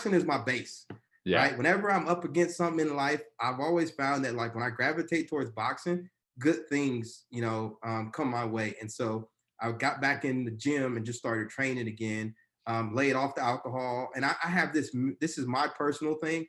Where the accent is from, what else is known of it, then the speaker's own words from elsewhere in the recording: Texas, United States; moved away as an adult; also born or lived in Annapolis, Maryland; now in Newark, United States; I'm from Texas